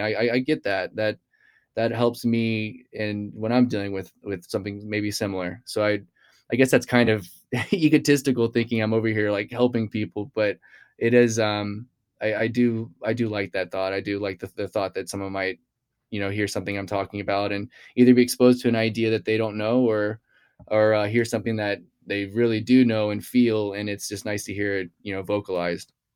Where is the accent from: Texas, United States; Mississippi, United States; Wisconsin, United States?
Texas, United States; Houston; I grew up in, in Texas, I grew up in Houston